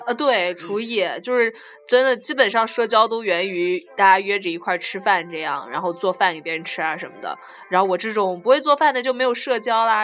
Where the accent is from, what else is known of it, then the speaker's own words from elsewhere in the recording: southern China, China; now in Leeds, United Kingdom; 但是我们南方，就我来自一个梅雨季节内裤一个星期都，都晾不干的城市